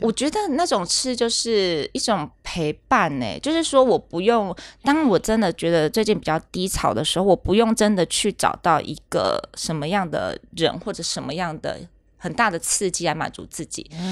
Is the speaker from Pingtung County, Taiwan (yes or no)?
no; rural Kaohsiung, Taiwan; 我们乡下，高雄乡下地方就吃